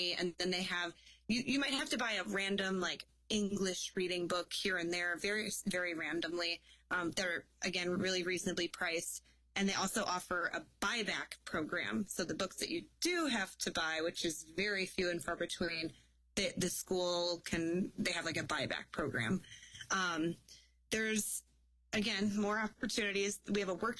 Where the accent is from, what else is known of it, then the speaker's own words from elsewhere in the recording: Illinois, United States; moved away as an adult; now in Wisconsin, United States; I was in state because I was from Illinois